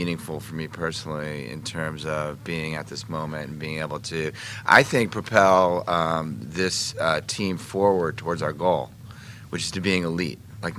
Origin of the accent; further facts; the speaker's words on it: Chevy Chase, Maryland, United States; Look, obviously growing up in Washington and Chevy Chase, you know, all the history that I experienced with the Joe Gibbs era